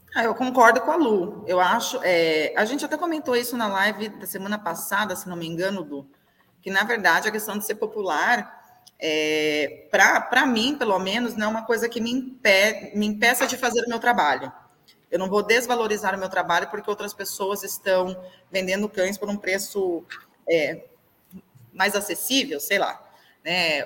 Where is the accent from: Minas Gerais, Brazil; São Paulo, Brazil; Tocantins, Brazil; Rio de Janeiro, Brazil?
São Paulo, Brazil; Avaré; eu sou de cidade pequena, eu sou de Avaré